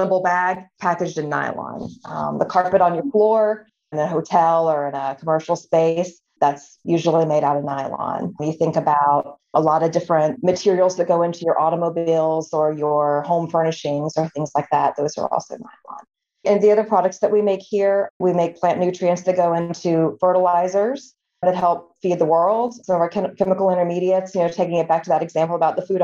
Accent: Virginia, United States; moved away as an adult; also born or lived in Colorado; I grew up in Virginia in a really small town in the Appalachian Mountains.

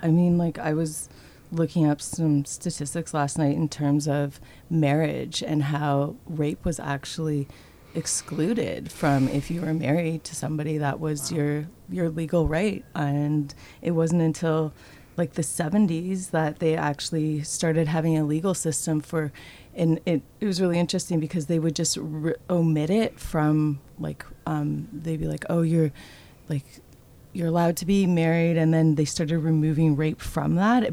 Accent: Toronto, Ontario, Canada; I grew up in Toronto, Ontario

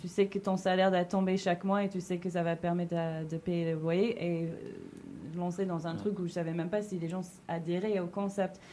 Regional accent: New York, United States; now in Paris, France; je viens de New York

